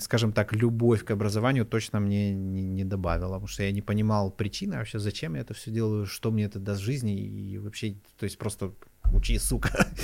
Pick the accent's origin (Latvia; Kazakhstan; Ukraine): Ukraine; Kyiv; Я сам из Киева